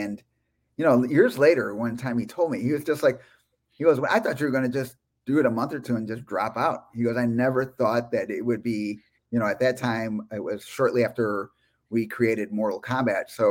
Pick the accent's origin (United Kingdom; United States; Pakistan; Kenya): United States; Chicago, Illinois; I am from Chicago, Illinois, USA